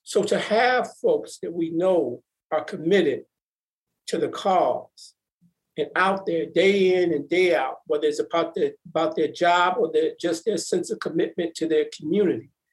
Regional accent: Milwaukee, Wisconsin, United States; I grew up in Milwaukee, three brothers and a sister.

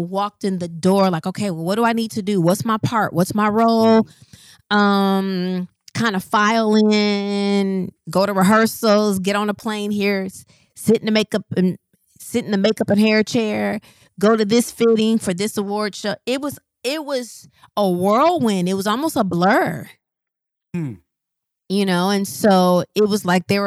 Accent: Rockford, Illinois, United States; moved away as an adult; I'm from Rockford, Illinois. Like, it's not even Chicago

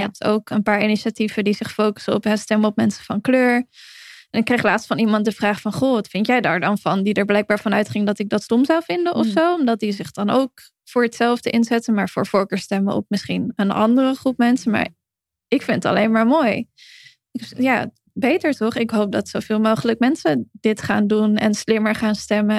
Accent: Heerhugowaard, North Holland, Netherlands; moved away; ik kom dan oorspronkelijk uit Herengewaard, eh, vlakbij Alkmaar, Koep van Noord-Holland. Dat ook heel veel mensen uit mijn geboorteomgeving, zeg maar, of waar ik, waar ik mijn jeugd doorbracht

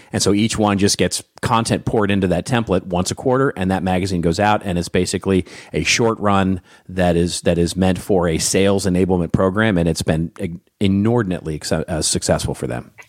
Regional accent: Los Angeles, California, United States; my hometown of Hollywood, California

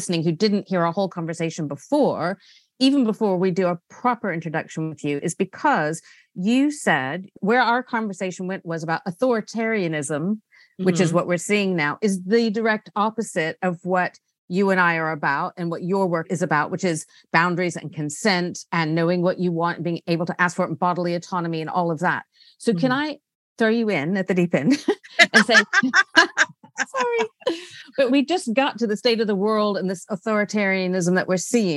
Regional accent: United States; now in United Kingdom; I'm in the UK. Mm-hmm. I'm from America.

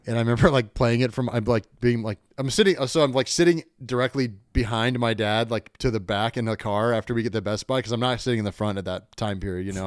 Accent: Kentucky, United States; moved away; also born or lived in Chicago / New York / Richmond; I grew up in Kentucky

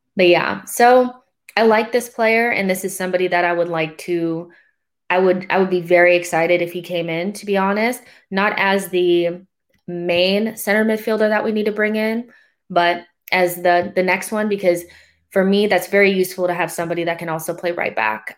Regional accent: United States; being American

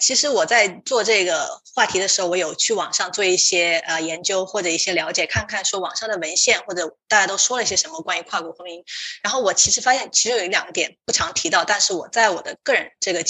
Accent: Sichuan, China; moved away as an adult; now in United States; 让我想起了我们老家，就是呃老家四川的一个景色。

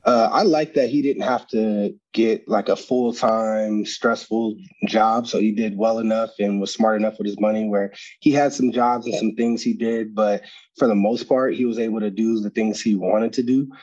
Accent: Arizona, United States; get to play home in my hometown

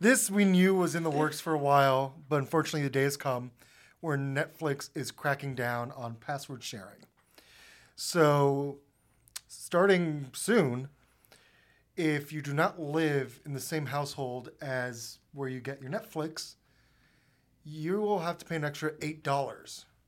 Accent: Florida, United States; growing up in Florida, we would take a couple road trips to Saint Augustine, Florida

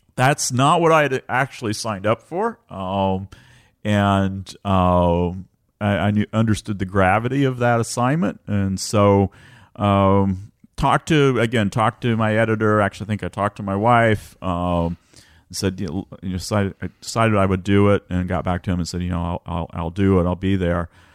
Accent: west side of the Wabash near Vincennes, Illinois, United States; also born or lived in Bloomington, Indiana; Illinois, but almost Indiana. Uh, grew up on the west side of the Wabash

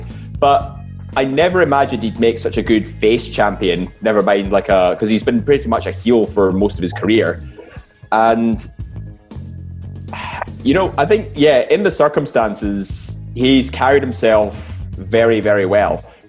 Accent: Scotland, United Kingdom; we're basically a Scottish audience here

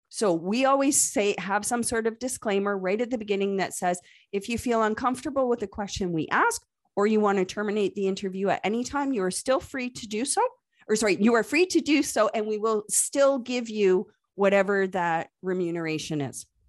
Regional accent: Canada; accent: Canadian; Yes, I am Canadian. You probably heard it in my accent a couple of times

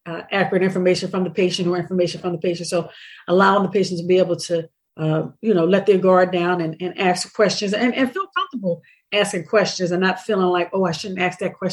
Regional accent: Philadelphia, Pennsylvania, United States; We're from Strawberry Mansion, North Philadelphia, here in Philadelphia, born and raised

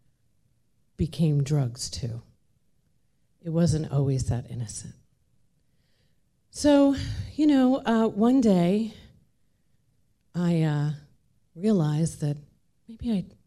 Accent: Long Island, New York, United States; I grew up in Long Island, New York. My parents came here from Dublin, Ireland.

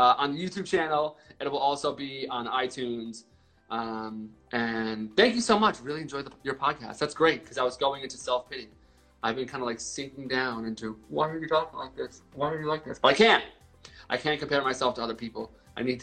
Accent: Reading, Pennsylvania, United States; I was born and bred in Pennsylvania

